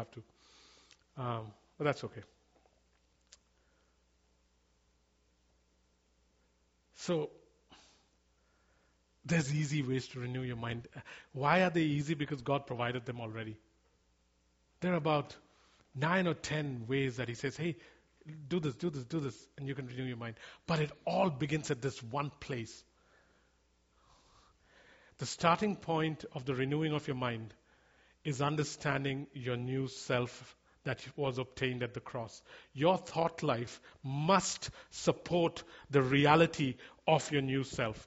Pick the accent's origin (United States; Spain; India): India; moved away; I grew up in India